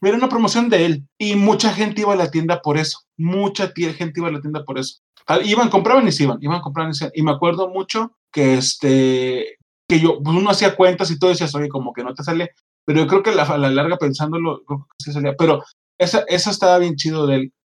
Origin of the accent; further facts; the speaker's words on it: Monterrey, Nuevo León, Mexico; now in Querétaro, Mexico; yo soy de Monterrey, Monterrey es muy grande. Yo no, yo tenía 15 años entonces